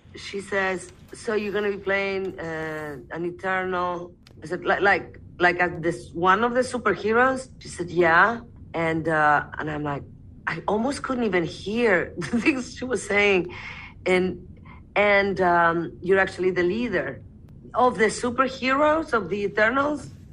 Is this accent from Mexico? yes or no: yes; Mexico; I am Mexican Arab.